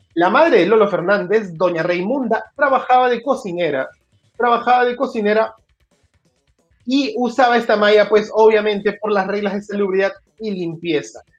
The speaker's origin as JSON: {"language": "Spanish", "country": "Peru"}